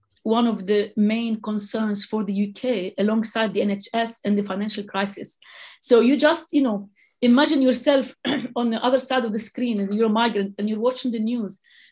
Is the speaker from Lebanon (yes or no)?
yes; Lebanon; moved away as an adult; now in London, United Kingdom; so I'm originally from the Lebanon. And yes, I came in the middle of the civil war.